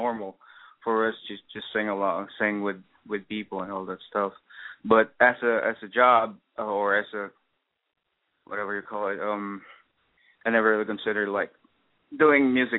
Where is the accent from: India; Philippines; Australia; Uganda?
Philippines; Manila, Metro Manila; moved away as an adult; now in New York, United States; I was born and raised in the Philippines. I was born in Tondo, Manila.